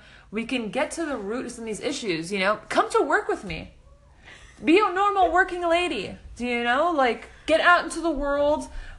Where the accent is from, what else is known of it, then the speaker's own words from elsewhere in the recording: Midwest, United States; I grew up in the Midwest with seven younger siblings.